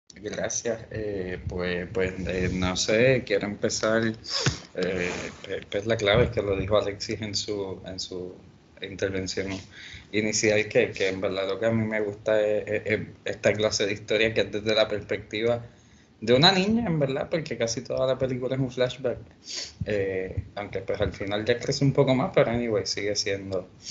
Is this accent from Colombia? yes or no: no; Puerto Rico; nosotros como puertorriqueños